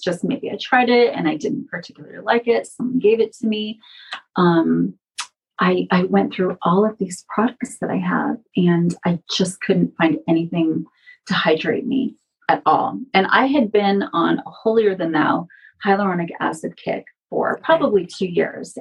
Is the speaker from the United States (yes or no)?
yes; San Francisco Bay Area, California, United States; also born or lived in Los Angeles / Portland; now in Las Vegas, United States; I grew up in the San Francisco Bay Area, but I lived in Los Angeles for 13 years